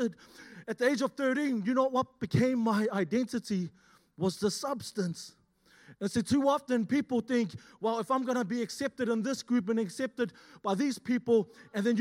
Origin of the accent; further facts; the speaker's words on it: Auckland, New Zealand; moved away as an adult; now in Australia; I'm originally from Auckland, born and raised